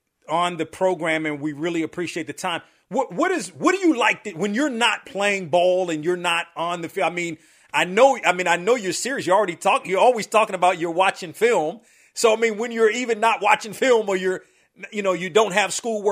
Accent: Bridgeton, New Jersey, United States; So growing up in Bridgeton, which is South Jersey, which is the Philadelphia area.

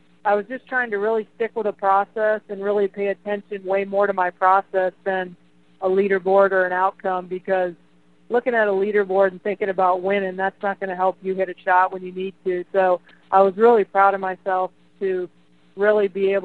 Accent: United States; As an American golfer growing up

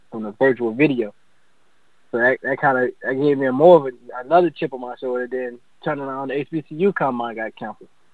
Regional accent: Hastings, Florida, United States; also born or lived in Palm Coast, Florida; My hometown is actually Hastings, Florida, but I moved to Palm Coast, went to high school here

